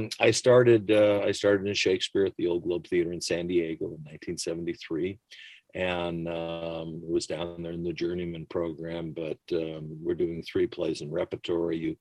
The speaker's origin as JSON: {"language": "English", "town": "London", "region": "Ontario", "country": "Canada", "tie": "born or raised there", "moved": "yes", "said": "I grew up in London, Ontario. I was born here, but my mother remarried a very nice Canadian man, and went up there, and I went all the way through public and high school"}